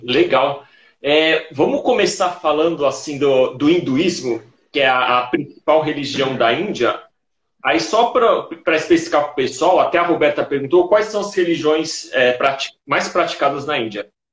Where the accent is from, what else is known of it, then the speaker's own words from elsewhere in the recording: Santos, São Paulo, Brazil; eu nasci em Santos.